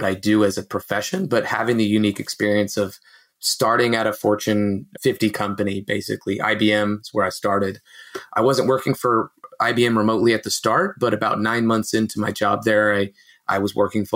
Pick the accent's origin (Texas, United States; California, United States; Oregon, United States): California, United States; Fremont; also born or lived in Mexico; I'm in Fremont, California, which is actually a pretty large city in the Bay Area in Northern California in between Oakland and San Jose